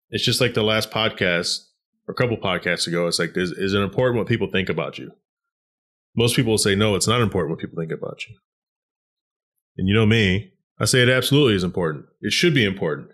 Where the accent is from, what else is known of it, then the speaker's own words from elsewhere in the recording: Garland, Texas, United States; I grew up in Garland, Texas